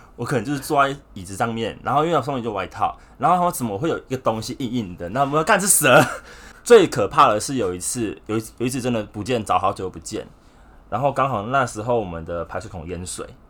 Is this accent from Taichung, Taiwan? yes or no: yes; Taichung, Taiwan; moved away as an adult; now in Taipei, Taiwan; 从小到大都在台中生活